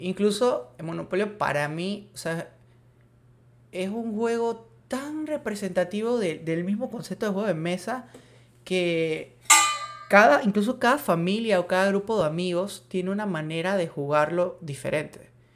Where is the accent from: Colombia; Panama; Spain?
Panama; si soy panameño